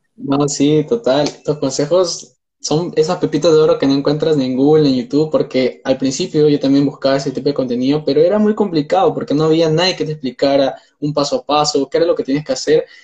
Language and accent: Spanish; Peru; soy de Perú